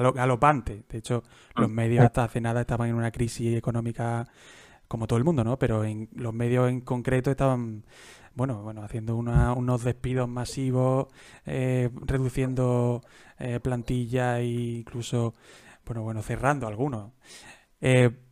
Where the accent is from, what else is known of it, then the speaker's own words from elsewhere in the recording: Jaén, Andalusia, Spain; yo soy de Jaén, yo soy de Jaén